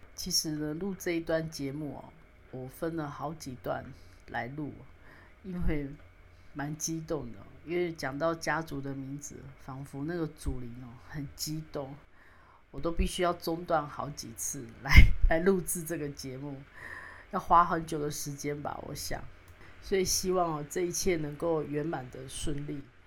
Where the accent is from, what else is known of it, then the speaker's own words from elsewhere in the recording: Kaohsiung City, Taiwan; 我呢，出生呢，在高雄市，但是呢，我的家乡呢，是来自于屏东满洲乡的高市村